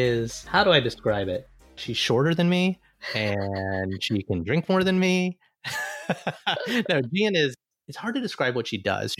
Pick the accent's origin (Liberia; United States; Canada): United States; Alabama; moved away; an Indian-American boy who came from Alabama with a banjo on my knee